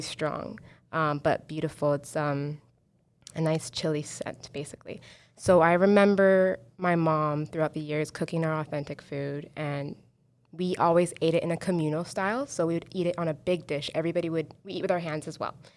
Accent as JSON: {"language": "English", "country": "Canada", "tie": "born or raised there", "said": "I'm born in Canada, because I'm North American"}